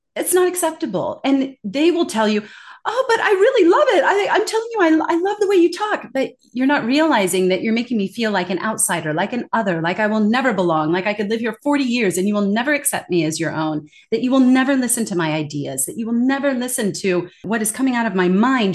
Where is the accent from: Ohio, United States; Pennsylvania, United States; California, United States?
California, United States; moved away as an adult; also born or lived in Denmark; now in Singapore; I was born and raised in California, not far from that gorgeous Golden Gate Bridge